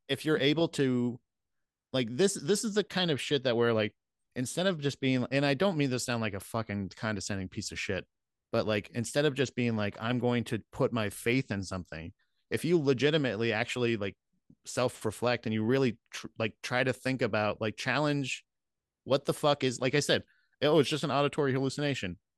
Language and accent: English; Florida, United States; growing up in Florida